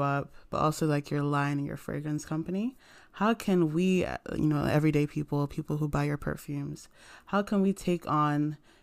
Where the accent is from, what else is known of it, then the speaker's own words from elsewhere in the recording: Nigeria; I'm from Nigeria